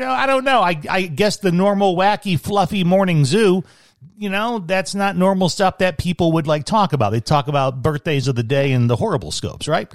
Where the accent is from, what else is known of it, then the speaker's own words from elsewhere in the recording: Chicago, Illinois, United States; being a Chicagoan